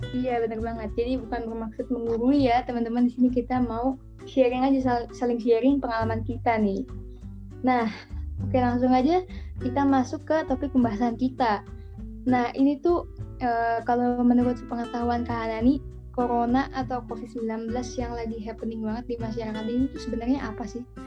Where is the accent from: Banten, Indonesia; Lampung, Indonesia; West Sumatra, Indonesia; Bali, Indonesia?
Banten, Indonesia; Tangerang; aku dari Tangerang